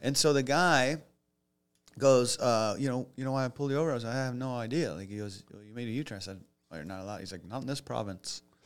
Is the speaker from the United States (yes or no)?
yes; United States; also born or lived in Los Angeles; I'm from the States